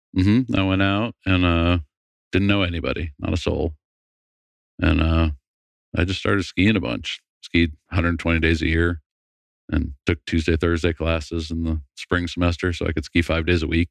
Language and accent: English; Massachusetts, United States; moved away as an adult; I grew up in Massachusetts